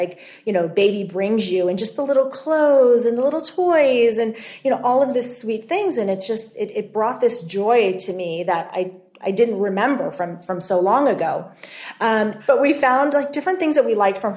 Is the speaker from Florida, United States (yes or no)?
no; Los Angeles, California, United States; We're both from the Los Angeles area